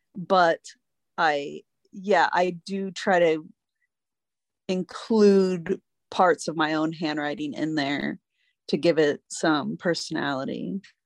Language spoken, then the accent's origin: English; Northern Virginia, United States; my childhood growing up in Northern Virginia